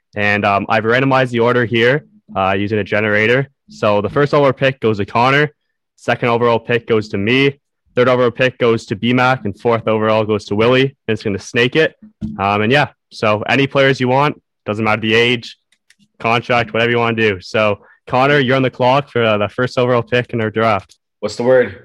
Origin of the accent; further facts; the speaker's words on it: Canada; I'm a Canadian